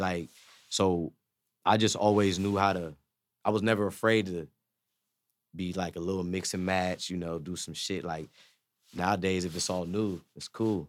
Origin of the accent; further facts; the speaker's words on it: Zanesville, Ohio, United States; I'm from Zanesville, Ohio